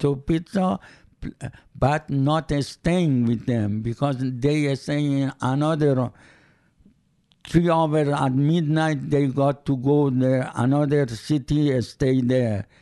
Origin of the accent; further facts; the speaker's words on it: Iran; English is a second language; moved away; I am from Iran